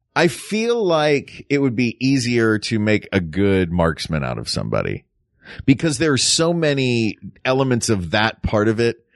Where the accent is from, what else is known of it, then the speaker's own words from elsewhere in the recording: the South, United States; This growing up in the South, like, we didn't do a lot of trips to, um, snowy places.